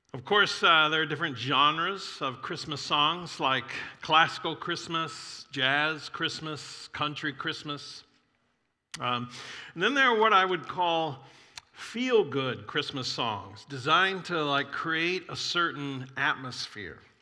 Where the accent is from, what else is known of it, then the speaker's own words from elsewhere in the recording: Florida, United States; I grew up in Florida